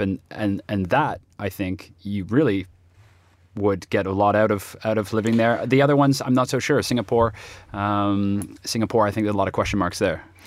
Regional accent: Toronto, Ontario, Canada; my hometown, Toronto

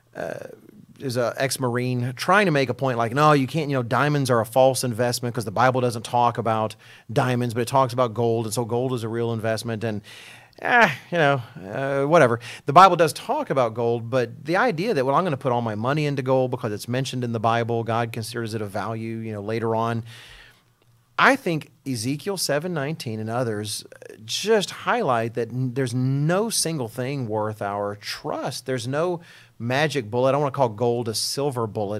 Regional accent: Texas, United States; speaking as an American and a Texan

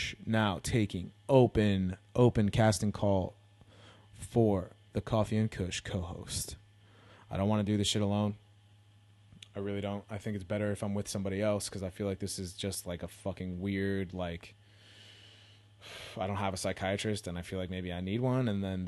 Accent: California, United States; You know, I'm from the Bay originally, so, you know, whatever.

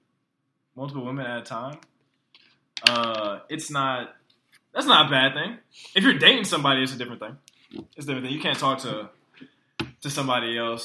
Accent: Weaver, Alabama, United States; now in Texas, United States; And I am from Alabama.

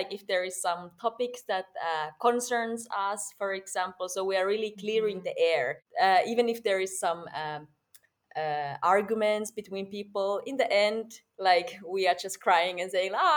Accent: Finland; English is a second language; moved away as an adult; now in Berlin, Germany; I'm from Finland, and in Finland I fell in love with theater when I was 19

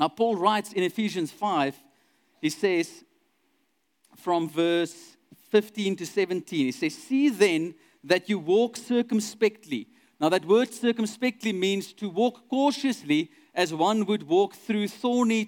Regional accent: Douglas, Northern Cape, South Africa; I grew up in Douglas, which is a very small town in the middle of the Northern Cape, close to Kimberley

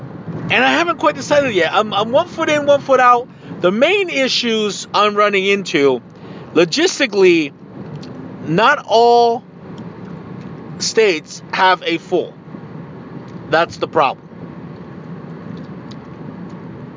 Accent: Tijuana, Baja California, Mexico; moved away; I am indeed 110% Mexican. I was born in Tijuana, Mexico.

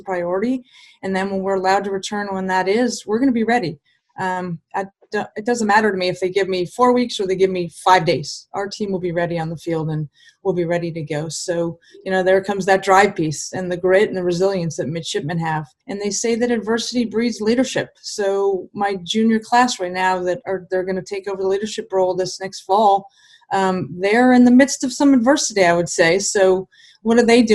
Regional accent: Southern California, United States; moved away; I grew up in Southern California and I grew up playing the sport

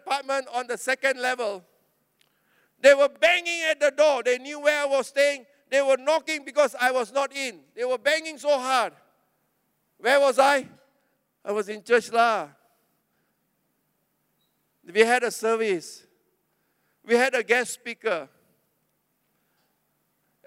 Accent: Klang, Selangor, Malaysia; I was from Klang.

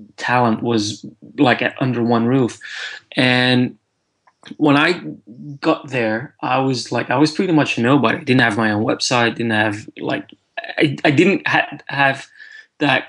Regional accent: Antwerp, Flanders, Belgium; moved away as an adult; also born or lived in London, United Kingdom; now in United Kingdom; I'm from Antwerp in Belgium originally, and I worked in Antwerp for 2 years after graduating before I moved to London.

